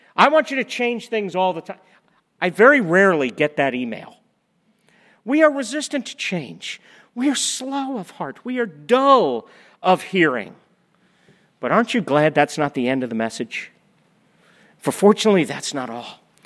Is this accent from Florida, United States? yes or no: yes; Florida, United States; We're all from Florida